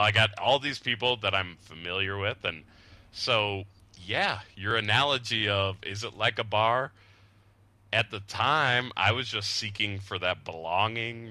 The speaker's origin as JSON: {"language": "English", "town": "Lehi", "region": "Utah", "country": "United States", "tie": "born or raised there", "also_born_or_lived": "Salt Lake City, Utah / San Diego, California", "moved": "as an adult", "said": "Growing up in Utah and growing up in that situation"}